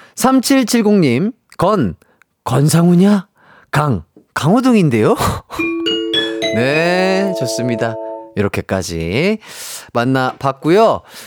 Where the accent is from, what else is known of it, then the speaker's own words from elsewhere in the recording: Gwangju, South Korea; 제가 또 이제 고향이 광주다 보니까